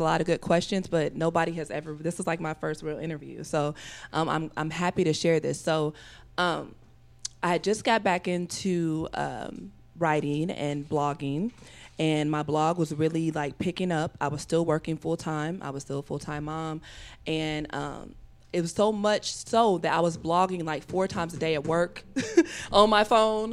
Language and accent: English; Evansville, Indiana, United States; moved away; I'm originally from Evansville, Indiana, which is a southern town about three hours south of here